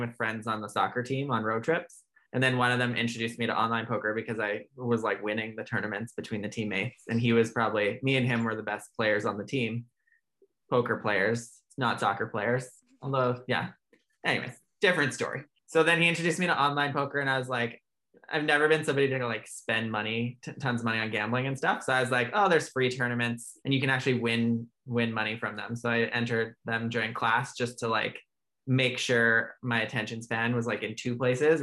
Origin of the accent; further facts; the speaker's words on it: Alberta, Canada; moved away as an adult; also born or lived in Ontario; now in Vancouver, Canada; I was born and raised in Alberta